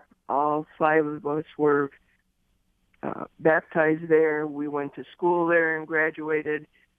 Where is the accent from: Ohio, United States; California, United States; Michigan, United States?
Michigan, United States; Detroit; I'm a Detroit resident. I was born and raised in Detroit.